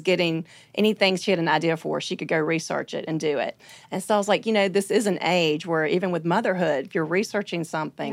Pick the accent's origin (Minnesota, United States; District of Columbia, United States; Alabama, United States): Alabama, United States; Birmingham; I'm from Birmingham, Alabama.